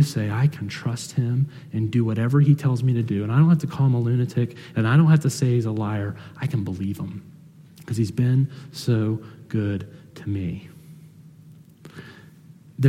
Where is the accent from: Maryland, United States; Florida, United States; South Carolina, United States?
South Carolina, United States; moved away; I'm from South Carolina